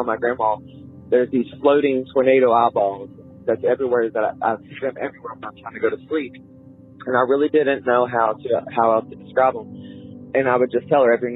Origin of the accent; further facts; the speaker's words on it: West Virginia, United States; I am from West Virginia